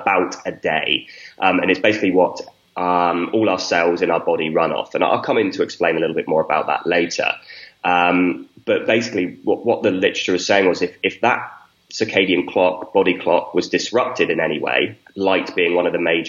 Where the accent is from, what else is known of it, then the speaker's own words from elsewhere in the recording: a small village in the south of the UK, South of England, United Kingdom; I grew up in a small village in the south of the UK